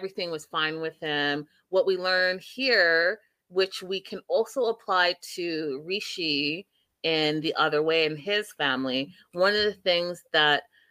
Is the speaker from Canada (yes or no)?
yes; Canada; being a Canadian, but also being an African